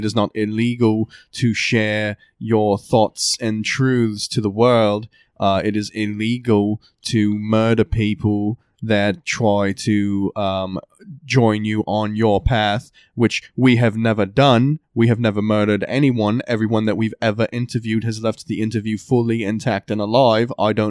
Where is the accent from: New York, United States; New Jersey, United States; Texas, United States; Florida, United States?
New Jersey, United States; Yes, I'm from New Jersey.